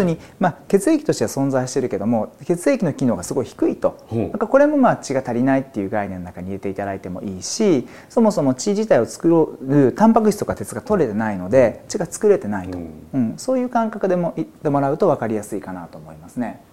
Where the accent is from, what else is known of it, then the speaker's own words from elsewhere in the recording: Izumo, Shimane, Japan; 島根県にある出雲大社縁結びで有名ですけどもそこの表参道にある薬局で生まれ育ちました